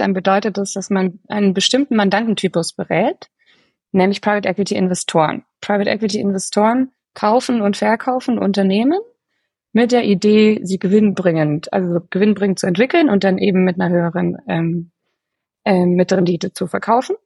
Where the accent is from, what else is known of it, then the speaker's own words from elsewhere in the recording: Bavaria, Germany; ich bin in Bayern aufgewachsen, aber ich habe eine, auch noch eine österreichische Seele. Ähm, da kommt meine Familie her